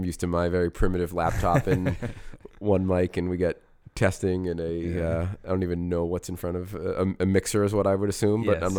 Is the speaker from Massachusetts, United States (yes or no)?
yes; Foxborough, Massachusetts, United States; now in West Roxbury, United States; I grew up in Foxborough, Massachusetts.